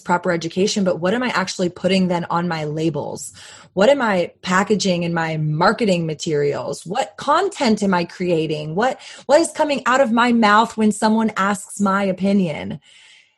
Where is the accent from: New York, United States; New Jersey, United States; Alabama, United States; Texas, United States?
Texas, United States; as a Texan